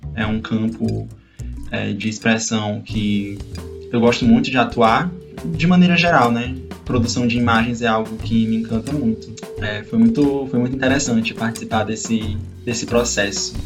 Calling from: Pacajus, Ceará, Brazil; Eu falo de Pacaju e Ceará

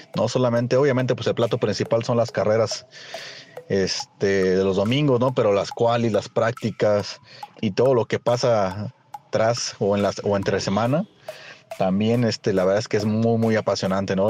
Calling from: Mexico City, Mexico; saludos desde la Ciudad de México

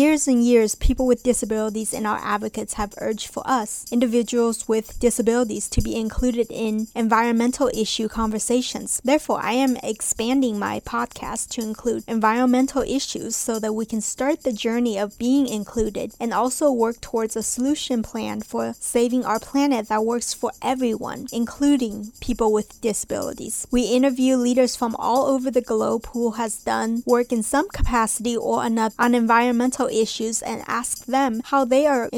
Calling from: Washington, District of Columbia, United States; I'm joining you from Washington, D.C.

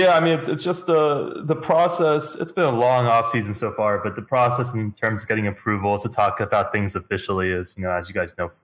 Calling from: Houston, Texas, United States; Houston, Texas, man. It's a nice place out here.

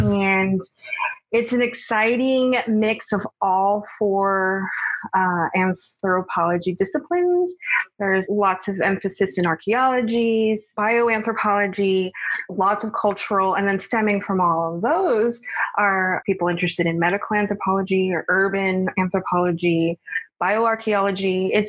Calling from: Atlanta, Georgia, United States; I'm calling from Atlanta, Georgia.

